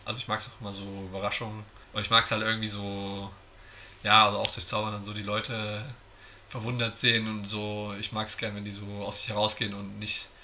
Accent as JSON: {"language": "German", "town": "Giessen", "region": "Hesse", "country": "Germany", "tie": "born or raised there", "said": "Ich komme aus Gießen"}